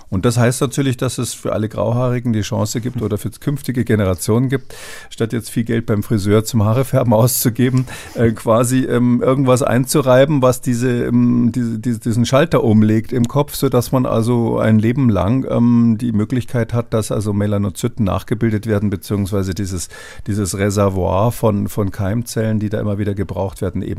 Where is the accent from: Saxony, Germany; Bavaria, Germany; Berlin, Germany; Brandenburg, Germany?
Bavaria, Germany; ich komme ursprünglich aus Bayern, bin, bin jetzt nicht so gläubig